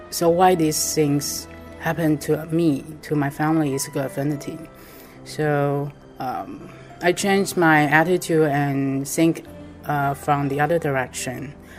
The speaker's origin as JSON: {"language": "English", "town": "Taipei", "country": "Taiwan", "said": "I'm from Taiwan, Taipei."}